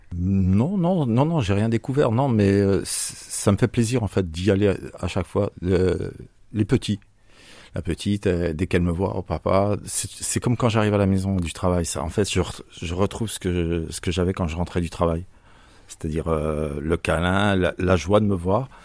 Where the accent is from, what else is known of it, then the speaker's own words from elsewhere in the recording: Bourgogne-Franche-Comté, France; now in Marseille, France; Ah non, moi je suis franco-suisse. Je viens de la région de Franche-Comté.